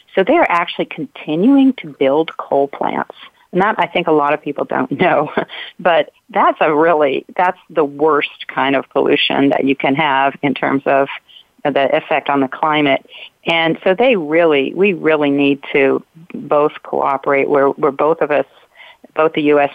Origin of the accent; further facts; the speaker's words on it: Ohio, United States; moved away; I grew up in Ohio in a in a very white bread community